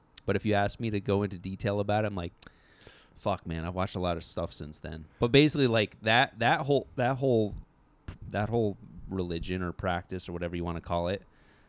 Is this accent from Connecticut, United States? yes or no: yes; Ridgefield, Connecticut, United States; I grew up in Connecticut.